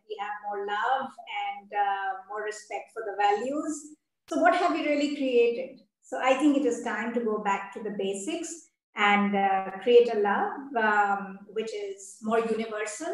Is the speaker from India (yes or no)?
yes; India; I'm Indian